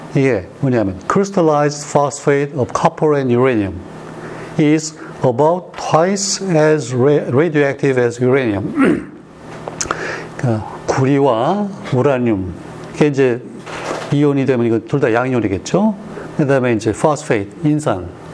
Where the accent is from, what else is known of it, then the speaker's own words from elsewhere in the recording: South Korea; 나도 우리 한국 사람 중에 하나니까